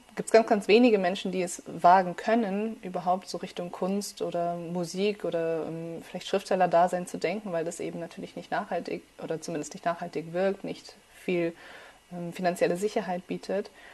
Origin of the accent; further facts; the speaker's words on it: suburb of Munich, Bavaria, Germany; first language Farsi; German is a second language; moved away as an adult; now in Heidelberg, Germany; geboren in München und dann mhm. zur ersten Klasse sind wir aber ein bisschen außerhalb von München gezogen